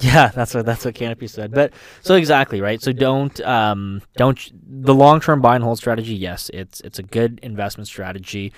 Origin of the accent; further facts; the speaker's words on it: Canada; as a Canadian